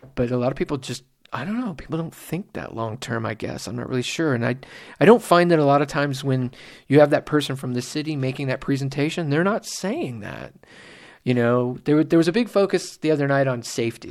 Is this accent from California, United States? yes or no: yes; Simi Valley, California, United States; growing up in Simi Valley